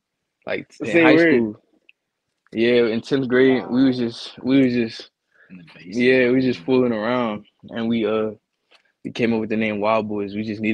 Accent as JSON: {"language": "English", "region": "Virginia", "country": "United States"}